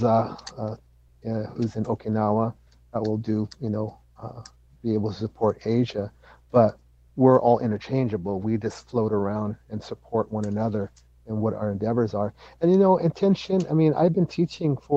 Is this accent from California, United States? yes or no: yes; Salinas, California, United States; where I grew up in the East Salinas